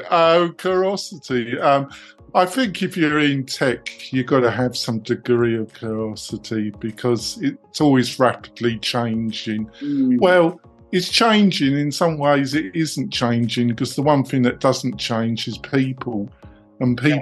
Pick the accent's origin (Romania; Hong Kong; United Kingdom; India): United Kingdom; England; moved away as an adult; now in United States; I'm English.